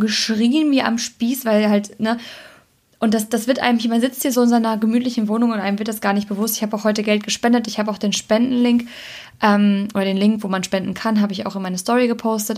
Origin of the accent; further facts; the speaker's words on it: Germany; also born or lived in Cologne; Ich bin Deutsche